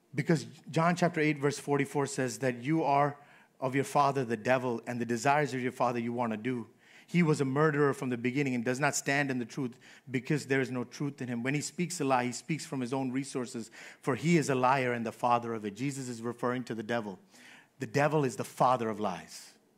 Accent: New York, United States; Born and raised in New York all my life.

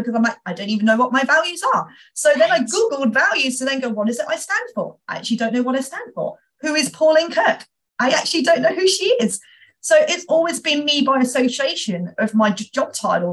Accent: United Kingdom; being a Brit

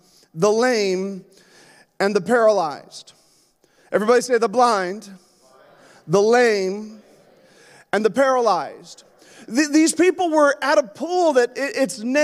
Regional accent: Yukon, Canada; moved away; also born or lived in Alaska; I grew up in the Yukon

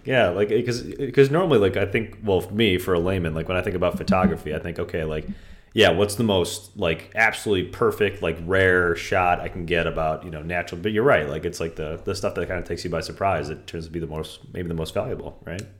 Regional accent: Vernon Hills, Illinois, United States; now in Palos Verdes, United States; I grew up with him in Vernon Hills forever

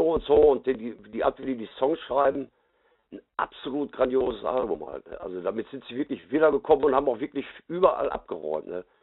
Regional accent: Gelsenkirchen, North Rhine-Westphalia, Germany; bei uns in Gelsenkirchen

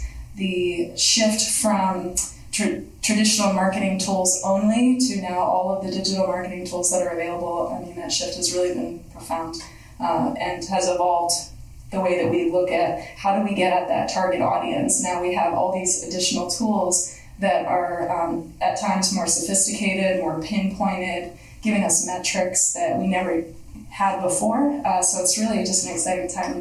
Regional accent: Windsor, New York, United States; I grew up in a little village just outside of Binghamton called Windsor

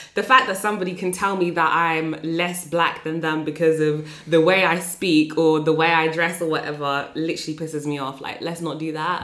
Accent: Northampton, East Midlands, United Kingdom; I'm from Northampton

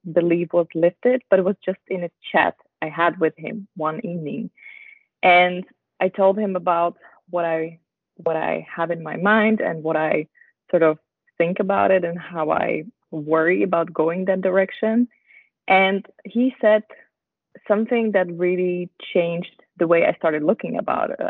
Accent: Slovakia; also born or lived in Netherlands / Switzerland; now in Basel, Switzerland; I'm originally from Slovakia, married to a Dutch guy, and I live in Basel together with him and our dog

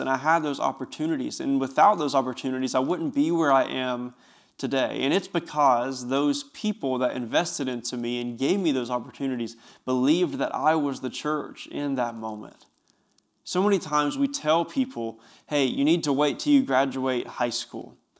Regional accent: Bristol, Tennessee, United States; I grew up in Bristol, Tennessee, which is only about ten minutes from where I'm working right now.

